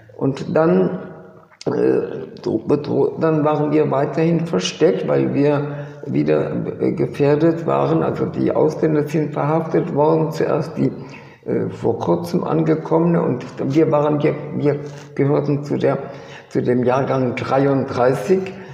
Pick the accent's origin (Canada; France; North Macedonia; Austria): France; Bourgogne-Franche-Comté; also born or lived in Kassel, Germany / Switzerland; now in Paris, France; Und auf alle möglichen komplizierte Wege sind wir dann nach Frankreich geflüchtet. Und dort äh, habe ich meine weitere Kindheit verbracht, bin dort in die Schule gegangen